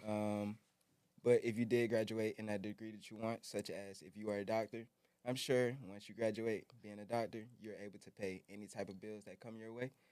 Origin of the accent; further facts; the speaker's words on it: New Orleans, Louisiana, United States; now in Atlanta, United States; I'm originally from New Orleans, Louisiana, um, and I moved out to, uh, Atlanta after Hurricane Katrina